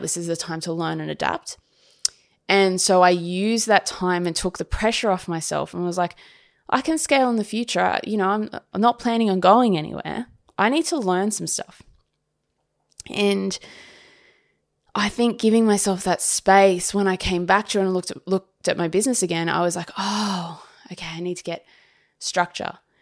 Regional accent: Sydney, New South Wales, Australia; moved away as an adult; this is my hometown, but I haven't lived here for such a long time

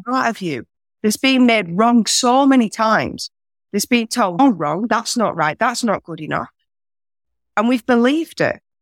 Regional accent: north of England, Yorkshire and the Humber, United Kingdom; moved away as an adult; now in Australia; I'm from England originally. I'm from the north, a place where Yorkshire pudding was invented.

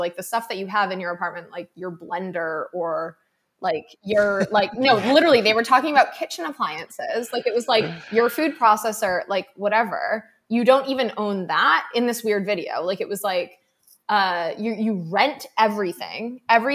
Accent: Massachusetts, United States; I grew up in Massachusetts, like I grew up in like a coastal community

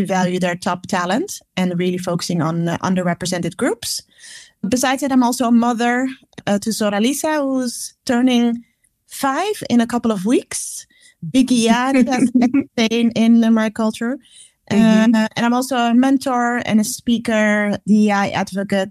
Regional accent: Amsterdam, North Holland, Netherlands; born and raised in Amsterdam

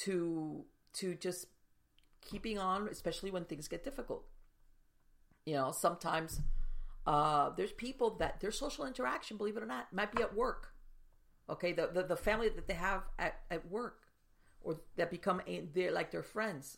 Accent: South Florida, United States; I grew up in South Florida

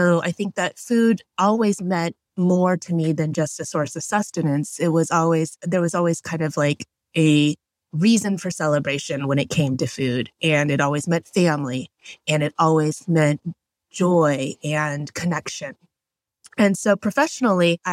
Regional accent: Houston, Texas, United States; I grew up in Houston, Texas

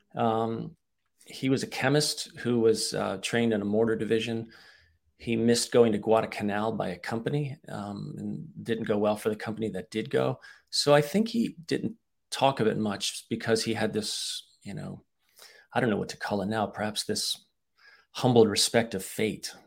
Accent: United States; also born or lived in Bratislava, Slovakia; I'm entirely American

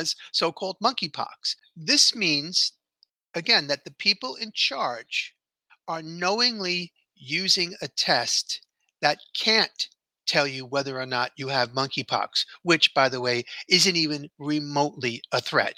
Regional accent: New York City, New York, United States; here in my hometown. I was born, raised, and still live here.

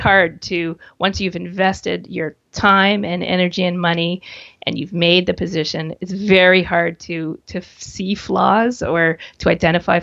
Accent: Canada; being a Canadian

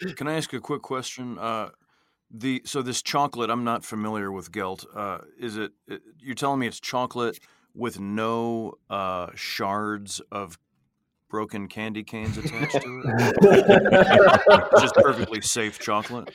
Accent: Midwest, United States; I grew up in the Midwest

